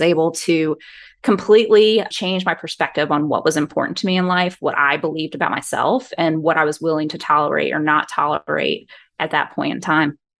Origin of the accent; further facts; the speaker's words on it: Georgia, United States; I'm born and raised in Georgia